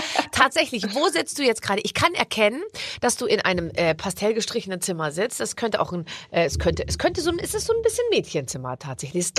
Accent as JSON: {"language": "German", "town": "Munich", "region": "Bavaria", "country": "Germany", "said": "ich bin ja aus Bayern"}